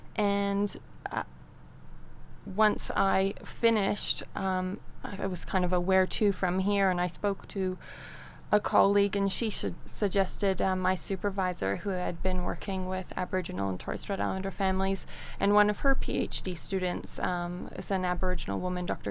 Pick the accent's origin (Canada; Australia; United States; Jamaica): Canada; moved away as an adult; I am originally from Canada and I grew up there and then left home and went traveling.